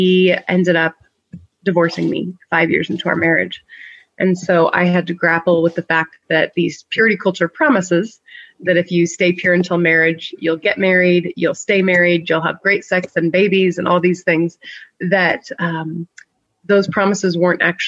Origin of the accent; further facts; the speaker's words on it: Northern California, United States; also born or lived in St Andrews, Scotland; now in Iowa, United States; I grew up in Northern California